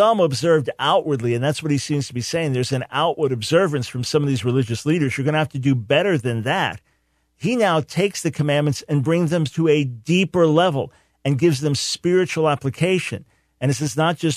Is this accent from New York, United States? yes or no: yes; Island Park, New York, United States; I grew up in Island Park, not far from there, right next to Long Beach